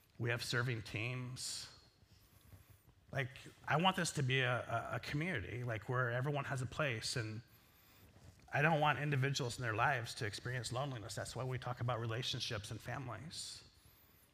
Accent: Northwest Iowa, United States; I grew up in Northwest Iowa

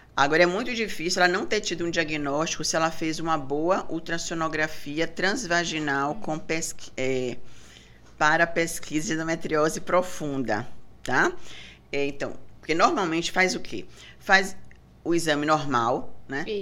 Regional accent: Bahia, Brazil; sou é. baiana

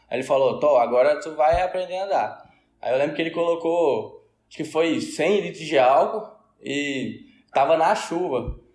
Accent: Tocantins, Brazil; nasci aqui no Tocantins.

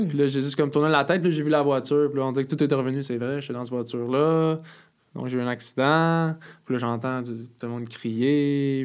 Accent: Montreal, Quebec, Canada; je viens du sud-ouest de Montréal, à La Salle

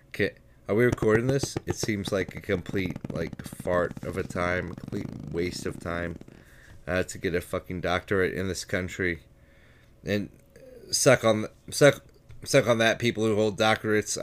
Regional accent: United States; I'm an American

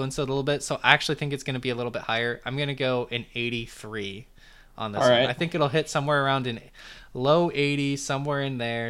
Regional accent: Montana, United States; My home state

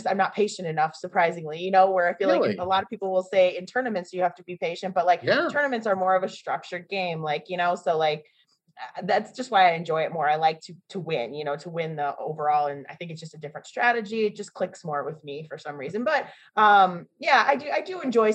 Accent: Northbrook, Illinois, United States; moved away as an adult; also born or lived in Evanston, Illinois / Chicago, Illinois / Colorado; now in Las Vegas, United States; I'm from Northbrook, Illinois, is where I grew up.

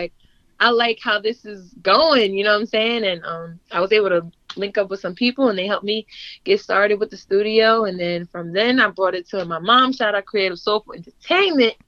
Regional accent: Sullivan County, New York, United States; also born or lived in Middletown, New York; I've lived in Sullivan County my whole life.

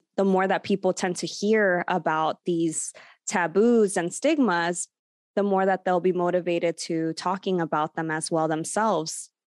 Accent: Los Angeles, California, United States; also born or lived in Burbank, California; I've been born and raised in, in Burbank, California, the San Fernando Valley, though I did grow up in Sun Valley, California, which is just five minutes away.

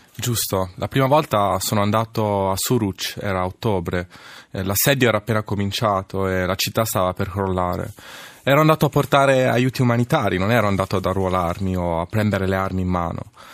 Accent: Senigallia, Marche, Italy; also born or lived in Casablanca, Morocco; sono nato a Casablanca da madre marocchina e padre italiano, padre ex-partigiano. E poi sono cresciuto a Senigallia

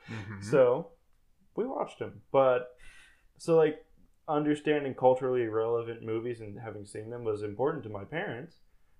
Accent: United States; As an American, I guess.

